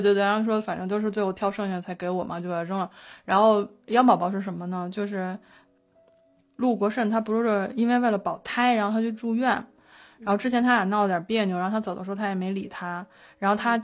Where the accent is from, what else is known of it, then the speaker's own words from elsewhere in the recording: Beijing, China; 我北京人